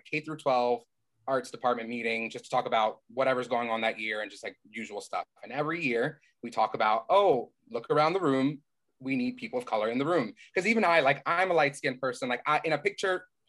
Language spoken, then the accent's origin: English; Camden, New Jersey, United States; I grew up in Camden, so it's like very Black Hispanic